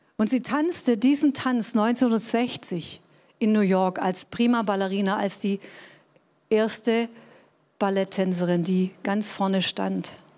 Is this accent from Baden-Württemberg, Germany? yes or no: yes; Tübingen, Baden-Württemberg, Germany; ich bin in Tübingen groß geworden, war hier auf einem humanistischen